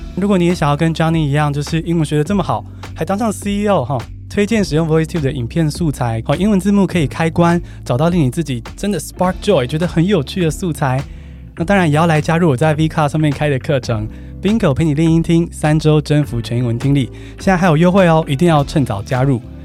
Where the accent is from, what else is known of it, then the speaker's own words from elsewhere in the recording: Taiwan; 我们台湾人好像真的是对自己英文最严苛的